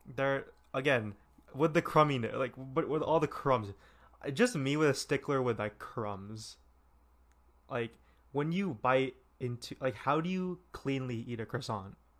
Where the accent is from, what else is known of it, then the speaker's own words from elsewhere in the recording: California, United States; I'm from California